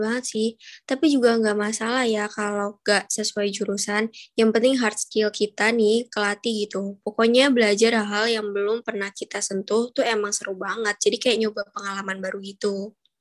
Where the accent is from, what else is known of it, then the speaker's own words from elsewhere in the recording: Cirebon, West Java, Indonesia; moved away as an adult; aku sih pulang ke kampung aku di Jawa Barat